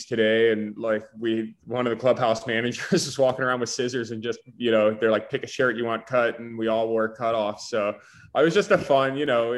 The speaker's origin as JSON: {"language": "English", "town": "Winter Haven", "region": "Florida", "country": "United States", "tie": "born or raised there", "said": "We grew up in Central Florida, like I said, in Winter Haven"}